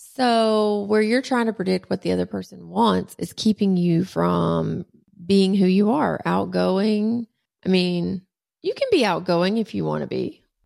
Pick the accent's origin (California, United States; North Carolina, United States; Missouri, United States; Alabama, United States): Alabama, United States; Talladega; also born or lived in Rosemary Beach, Florida; I grew up in Talladega. My grandfather was the mayor. He was the track doctor. I grew up in Rosemary Beach.